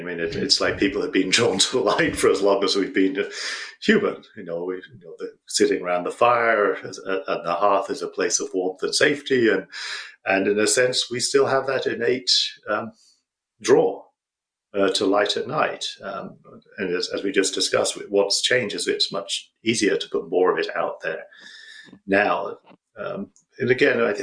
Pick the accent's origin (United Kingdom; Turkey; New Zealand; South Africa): United Kingdom; I'm British